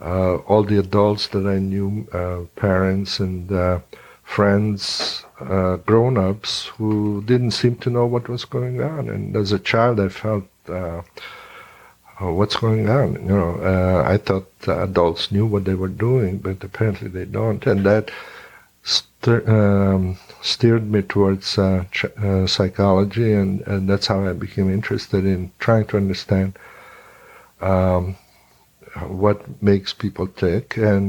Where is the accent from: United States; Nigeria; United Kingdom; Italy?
Italy; born there; also born or lived in Hungary; I was born actually in Italy, but we kept going back quite often to Hungary.